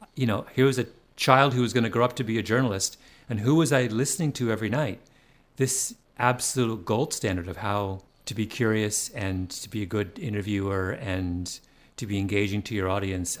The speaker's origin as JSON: {"language": "English", "region": "Ontario", "country": "Canada", "tie": "born or raised there", "moved": "yes", "said": "growing up in Ontario"}